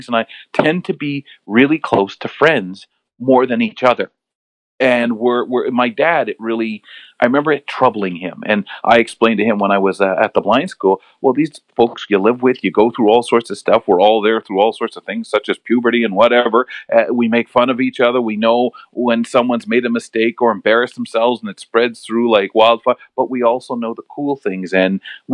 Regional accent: London, Ontario, Canada; also born or lived in Montreal, Quebec; an area called Byron. So I really loved Byron. I could ride my bike around safely.

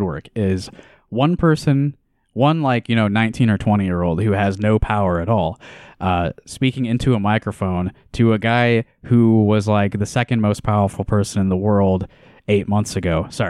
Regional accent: Pella, Iowa, United States; Despite being more right-wing than Iowa City, my hometown, again, that was Pella, treated the liberal senator with respect.

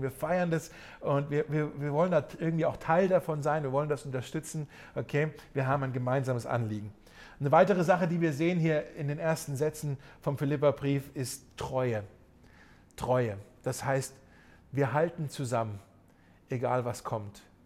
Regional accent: Germany; gerade für uns Deutsche, wo wir hier in unserem Land ja so eine äh, reiche christliche Tradition ja zumindest haben

